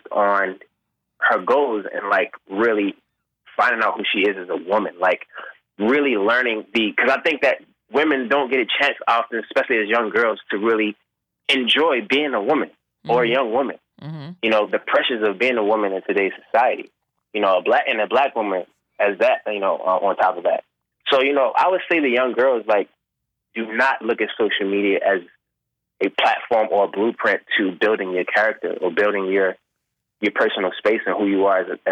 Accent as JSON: {"language": "English", "town": "Baltimore", "region": "Maryland", "country": "United States", "tie": "born or raised there", "said": "I'm this young kid from Baltimore, soulful voice. I play drums. I got an ear for music"}